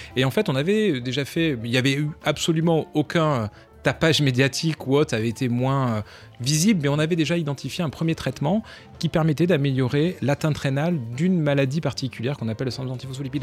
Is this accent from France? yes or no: yes; Montpellier, Occitania, France; moved away as an adult; now in Paris, France; je viens du sud de la France, donc j'ai un tempérament un peu méditerranéen, je viens de Montpellier.